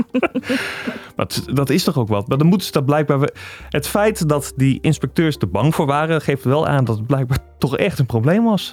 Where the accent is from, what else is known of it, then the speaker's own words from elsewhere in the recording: Drenthe, Netherlands; Ik kom uit Drenthe.